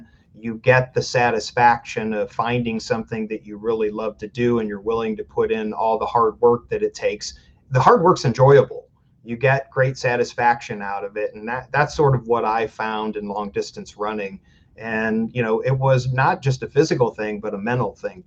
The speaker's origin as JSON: {"language": "English", "town": "Fremont", "region": "Ohio", "country": "United States", "tie": "born or raised there", "said": "I grew up in Fremont, Ohio, smaller town in Northwest Ohio"}